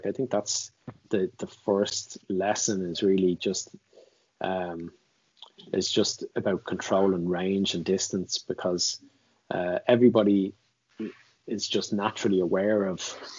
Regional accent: Ireland

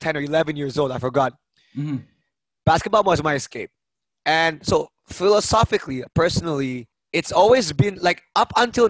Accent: Norway; also born or lived in Denmark; So I grew up in Norway and Denmark.

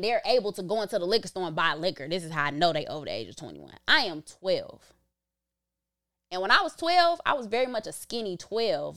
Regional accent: Chicago, Illinois, United States; also born or lived in Back of the Yards; me growing up in Inglewood

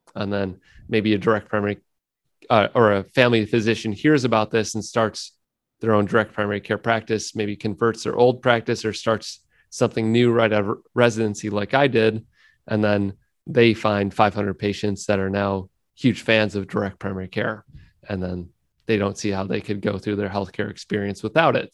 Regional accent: United States; living in the United States and being an American

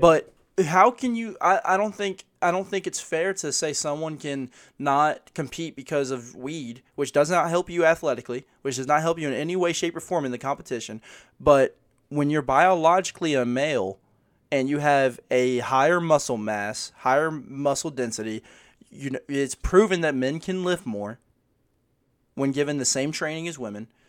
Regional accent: United States; as an American

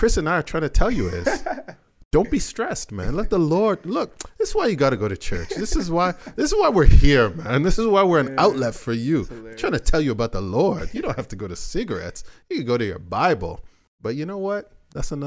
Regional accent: Toronto, Ontario, Canada; I was born in Rexdale.

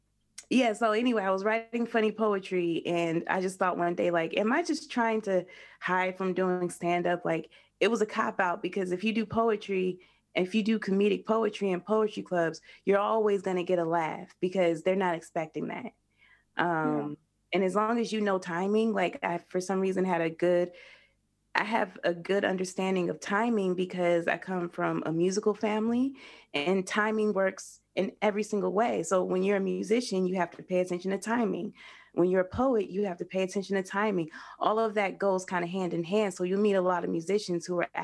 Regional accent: Denver, Colorado, United States; I'm from Denver. So I started in Denver.

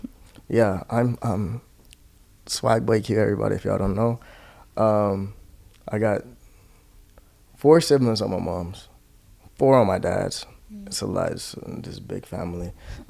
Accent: Hawaii, United States; born or raised there

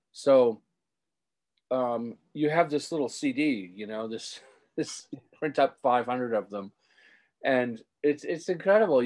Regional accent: Rockport, Massachusetts, United States; growing up in my hometown and being a teenager there

